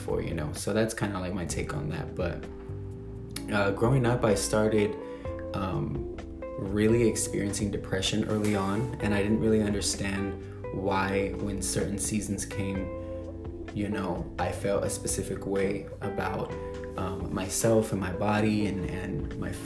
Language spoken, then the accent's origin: English; San Antonio, Texas, United States; moved away as an adult; now in Los Angeles, United States; I grew up in San Antonio, Texas, moved around the city a lot